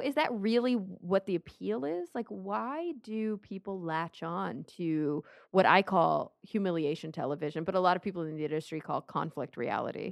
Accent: Plano, Texas, United States; I grew up in Plano, Texas

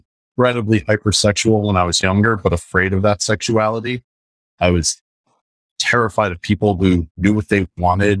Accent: Jersey City, New Jersey, United States; also born or lived in New York City; I grew up here, so it comes out sometimes

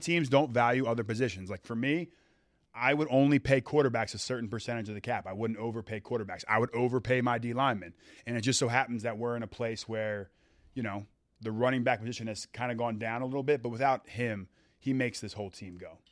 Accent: Philadelphia, Pennsylvania, United States; I grew up in Philadelphia.

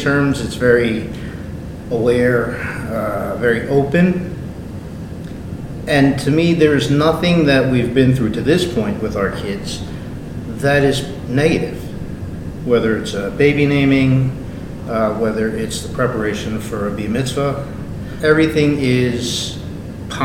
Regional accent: New York City, New York, United States; I'm born and raised in Queens

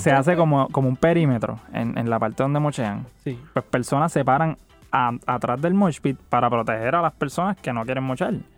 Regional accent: Puerto Rico; de dónde nosotros venimos

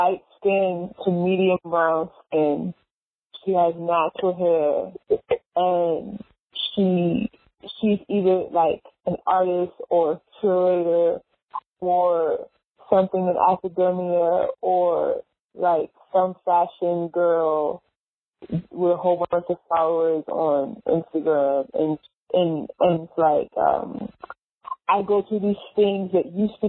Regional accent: New York, United States; I'm from New York

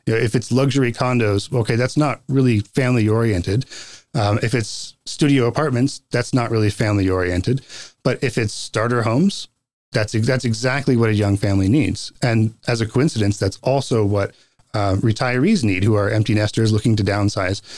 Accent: North Carolina, United States; also born or lived in Boston; now in Post Falls, United States; I grew up in North Carolina

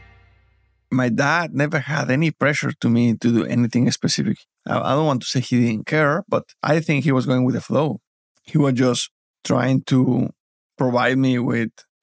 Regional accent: Mexico; English is a second language; moved away as an adult; now in United States; It wasn't easy moving from Mexico to the United States. So for me to leave my family and my country, it was a big deal. I didn't speak English.

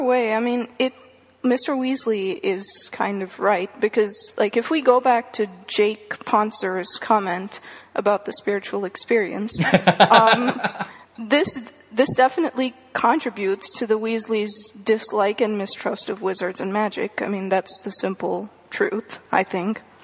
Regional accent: India; moved away; I grew up in India. I read the entire series when I was in India

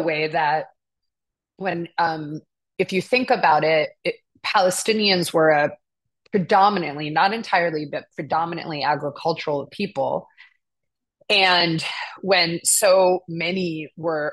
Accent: United States; also born or lived in Jerusalem / Brooklyn, New York; I was raised to be really critical of the history of colonialism and genocide here in the United States

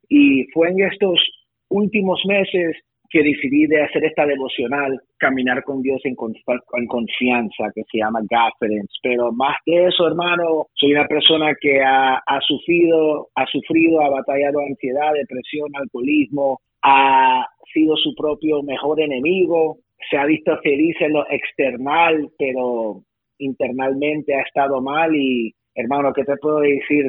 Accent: West New York, New Jersey, United States; producto de un inmigrante, familia salvadoreña, nacido en West New York, New Jersey

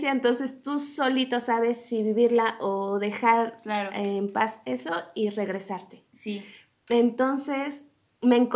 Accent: Mexico; No, no salí huyendo de México, me encanta, lo amo, pero quería probar otras cosas.

